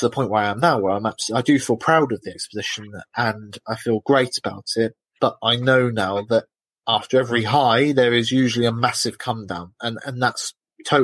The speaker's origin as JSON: {"language": "English", "country": "United Kingdom", "said": "I'm British."}